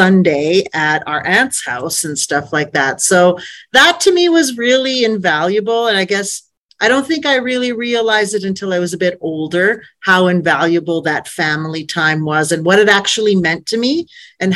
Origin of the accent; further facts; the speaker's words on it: Calgary, Alberta, Canada; So I grew up here in Calgary, Alberta. I was born and raised